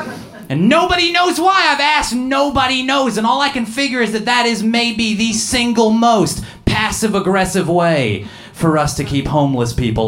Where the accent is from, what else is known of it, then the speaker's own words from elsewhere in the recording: Seattle, Washington, United States; also born or lived in Georgia; I'm originally from Seattle right now. I moved there by way of Georgia.